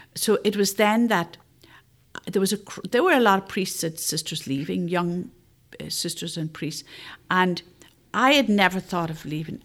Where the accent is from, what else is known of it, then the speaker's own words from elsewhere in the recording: Northern Ireland, United Kingdom; moved away; I'm from Northern Ireland